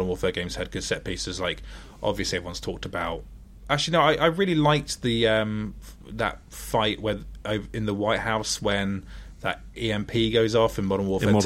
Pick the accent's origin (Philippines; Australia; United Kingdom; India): United Kingdom; I'm British